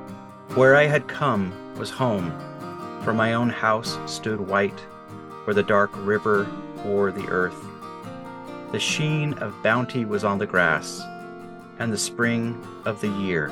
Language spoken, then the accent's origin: English; Nebraska, United States; David, you and I grew up together in Nebraska. Now we both live here in Western Oregon.